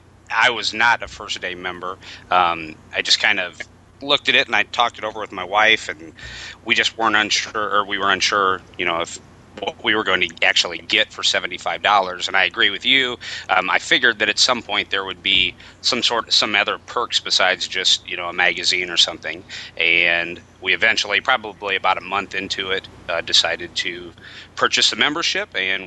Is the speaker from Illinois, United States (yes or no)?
yes; Illinois, United States; I'm from Illinois.